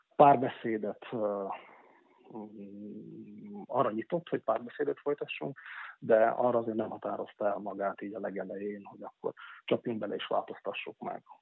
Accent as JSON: {"language": "Hungarian", "area": "Upper Hungary Hungarian", "region": "Felvidék", "country": "Slovakia", "said": "felvidéki magyarként"}